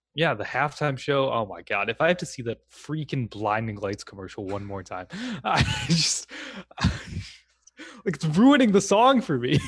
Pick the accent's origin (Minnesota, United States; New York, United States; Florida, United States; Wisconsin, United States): Wisconsin, United States; I'm born and raised in Wisconsin